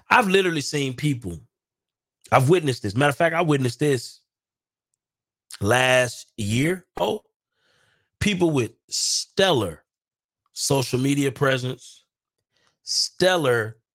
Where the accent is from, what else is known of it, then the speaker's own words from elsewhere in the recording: Milwaukee, Wisconsin, United States; now in Dallas, United States; We are just from Milwaukee and here in Dallas.